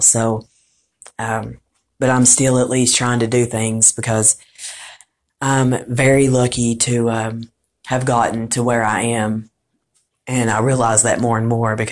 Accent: Morristown, Tennessee, United States; I'm from Morristown

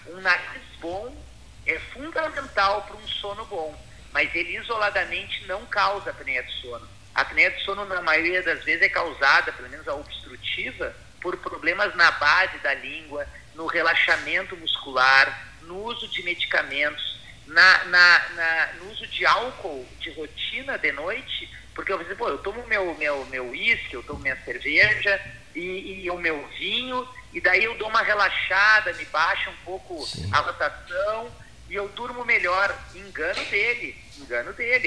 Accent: Pelotas, Rio Grande do Sul, Brazil; lembranças da, da minha infância em Pelotas

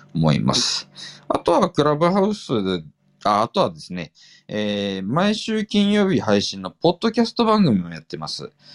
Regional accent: Fukuoka, Japan; 本当地元福岡のね、

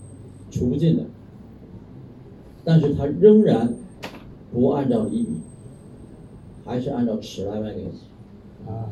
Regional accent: Thailand; Chinese is a second language; 我们有多少泰国人自己都没有看看自己的国家，是吧？去让外国人去看，现在正好外国人不来，我们泰国人自己去看吧，自己去玩吧，对不对？支持我们自己的国家不是很好。

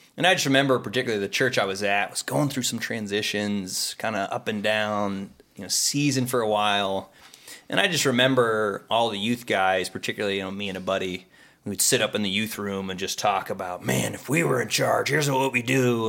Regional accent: Pittsburgh, Pennsylvania, United States; now in Ohio, United States; originally from Pittsburgh

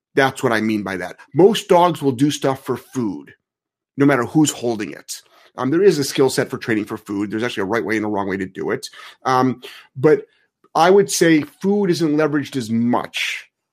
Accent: Cleveland, Ohio, United States; I'm from Cleveland

